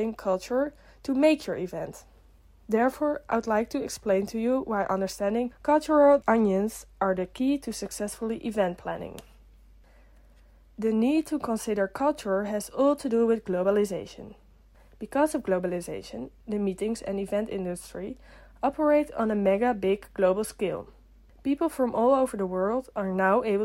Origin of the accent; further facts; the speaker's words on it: Amsterdam, North Holland, Netherlands; I am a student from Amsterdam in the Netherlands.